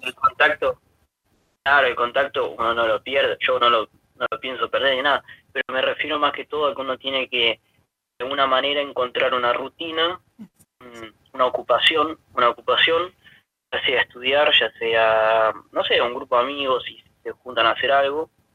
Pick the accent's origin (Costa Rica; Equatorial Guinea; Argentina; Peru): Argentina; Humberto Primo, Santa Fe; moved away as an adult; now in Bonn, Germany; soy de Humberto Primo Santa Fe, un pueblito muy cerca de Rafaela